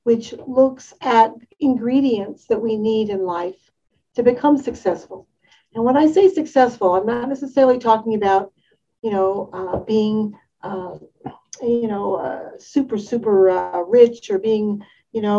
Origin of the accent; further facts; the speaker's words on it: Detroit, Michigan, United States; I'm from the Detroit area